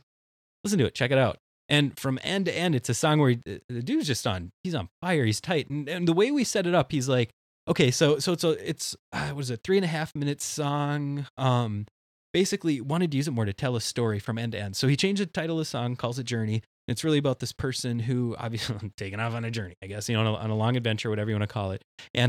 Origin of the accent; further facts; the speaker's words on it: central Minnesota, United States; I'm from Minnesota, central Minnesota. We don't eat spicy food up there.